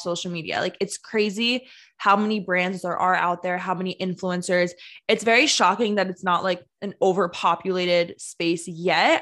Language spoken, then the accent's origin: English; New Jersey, United States; also born or lived in New York; I'm from New Jersey